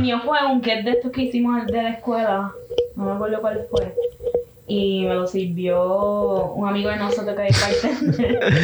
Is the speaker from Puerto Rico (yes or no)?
yes; Carolina, Puerto Rico; Soy de Carolina